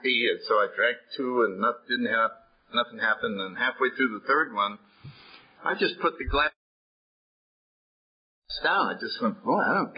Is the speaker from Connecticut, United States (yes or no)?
yes; New Haven, Connecticut, United States; I grew up in New Haven, Connecticut